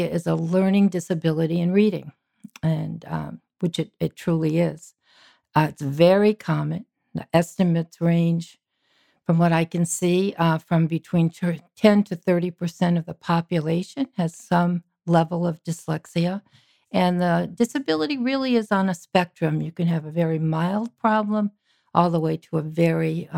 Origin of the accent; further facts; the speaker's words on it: Massachusetts, United States; I grew up on the East Coast in Massachusetts